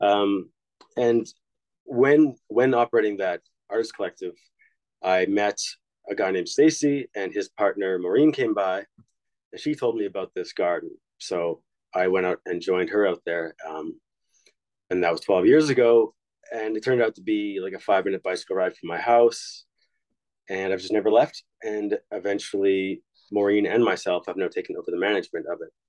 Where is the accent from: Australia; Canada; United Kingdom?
Canada; Saskatchewan; moved away as an adult; also born or lived in Montreal; now in Edmonton, Canada; I moved to Montreal from Saskatchewan. Just looking to move to a bigger center because I'm from a very rural place.